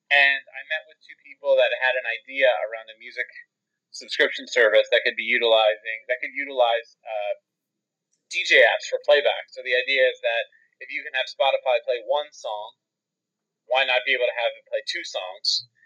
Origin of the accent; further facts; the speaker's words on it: Philadelphia, Pennsylvania, United States; moved away; also born or lived in Pittsburgh; I was actually born um, right outside of Philadelphia. Oh. And I lived in oh. the Philly metro area growing up